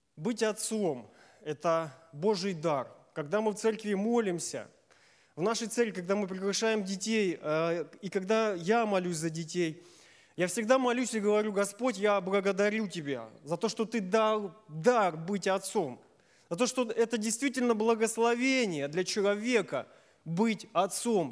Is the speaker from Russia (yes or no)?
yes; Safonovo, Smolensk Oblast, Russia; я из Сафонова